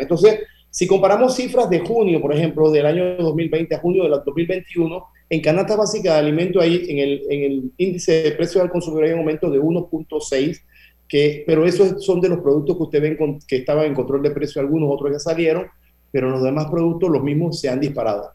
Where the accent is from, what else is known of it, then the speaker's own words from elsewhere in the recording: Panama; nosotros somos panameños